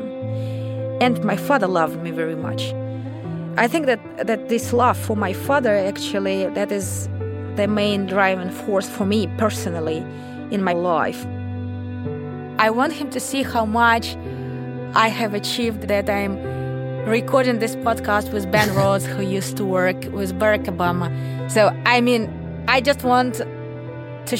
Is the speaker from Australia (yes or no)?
no; Russia; I was born in the Soviet Union